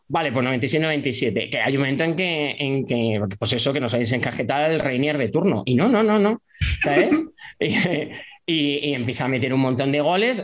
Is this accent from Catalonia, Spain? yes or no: no; Leganés, Community of Madrid, Spain; yo nací en Madrid, pero claro, eh, porque no había hospital, maternidad en esa época en Leganés, en el 79 no había, entonces nací en la maternidad de O'Donnell, pero yo me crié en San Nicasio, en Leganés